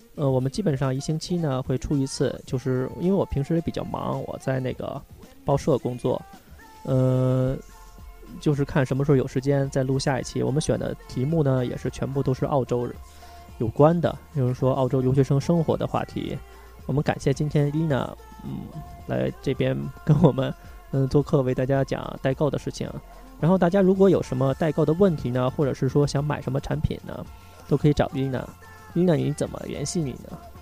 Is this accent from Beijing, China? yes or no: yes; Beijing, China; now in South Australia, Australia; 我是，我是北京人